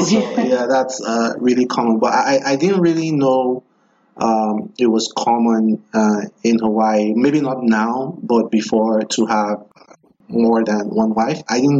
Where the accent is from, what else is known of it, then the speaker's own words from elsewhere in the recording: Nigeria; now in United States; I'm from Nigeria